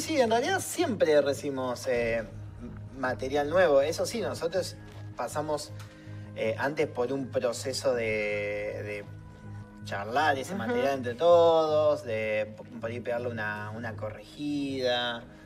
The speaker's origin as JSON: {"language": "Spanish", "town": "Pergamino", "region": "Buenos Aires Province", "country": "Argentina", "said": "Hay otro que pasa en Pergamino. Hay otro que, es de donde soy yo"}